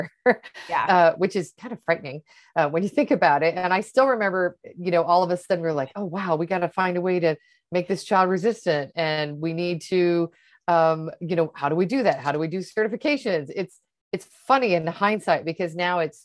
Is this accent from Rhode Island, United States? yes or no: no; Portland, Oregon, United States; also born or lived in Seattle; now in Miami, United States; I grew up in Portland, Oregon.